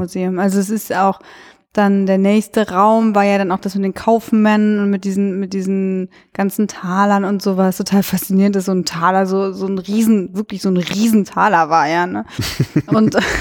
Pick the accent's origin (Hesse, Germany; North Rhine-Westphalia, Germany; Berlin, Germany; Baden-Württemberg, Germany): North Rhine-Westphalia, Germany; Cologne; ich komme ja aus Köln